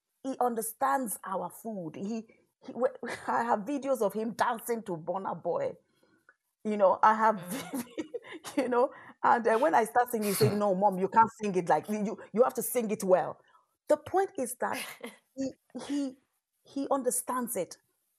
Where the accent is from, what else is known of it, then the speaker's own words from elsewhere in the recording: Ireland; born there; I am Irish by birth. I am of Nigerian stock, Nigerian heritage, African descent.